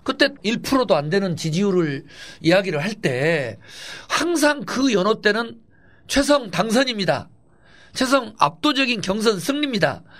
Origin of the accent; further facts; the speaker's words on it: Honam, South Korea; 또 제가 유일한 호남 출신 민주당 후보니까